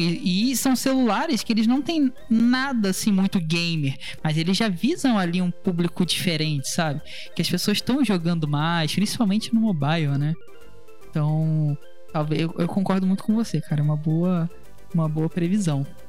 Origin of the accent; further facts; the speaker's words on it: Rio de Janeiro, Brazil; conversando com uma conterrânea carioca